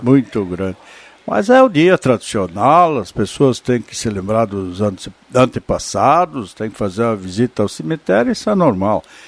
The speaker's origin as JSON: {"language": "Portuguese", "town": "Vale do Sol", "region": "Rio Grande do Sul", "country": "Brazil", "tie": "born or raised there", "said": "eu nasci lá e eu tenho aquele, aquele primeiro livro uh, publicado, onde eu eternizei aquela minha infância no Vale do Sol"}